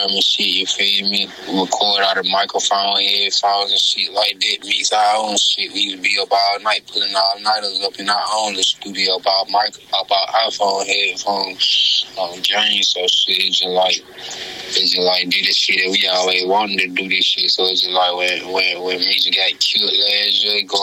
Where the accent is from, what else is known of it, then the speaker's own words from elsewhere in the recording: Mosses, Alabama, United States; I come from Mosses